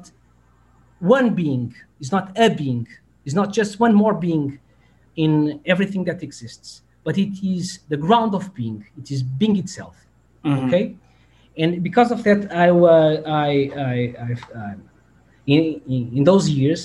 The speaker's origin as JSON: {"language": "English", "country": "Portugal", "said": "I'm from Portugal."}